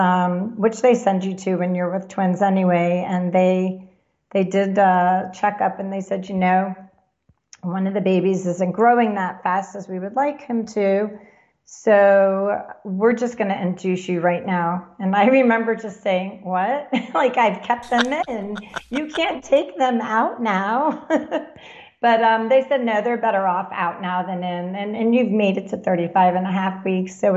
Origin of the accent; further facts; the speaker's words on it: Florida, United States; moved away; also born or lived in New Jersey; I grew up in Florida going to Disney